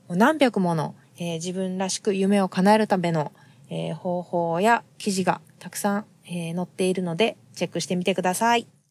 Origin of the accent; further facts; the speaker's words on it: Japan; now in United States; 私たちが生まれ育った日本